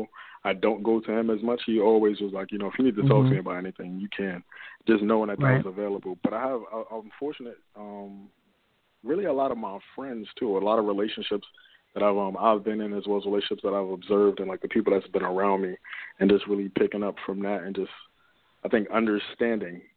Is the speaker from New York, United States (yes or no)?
yes; New York City, New York, United States; I'm originally from Brooklyn, New York. Born and raised